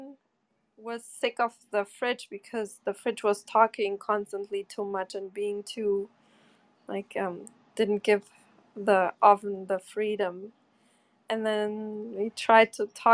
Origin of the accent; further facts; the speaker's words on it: Bochum, North Rhine-Westphalia, Germany; moved away; the same town I grew up in Germany, Bochum